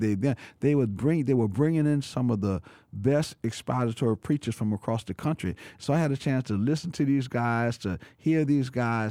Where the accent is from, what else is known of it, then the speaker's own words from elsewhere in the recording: New Orleans, Louisiana, United States; I born and raised in New Orleans, but I've been there all of my life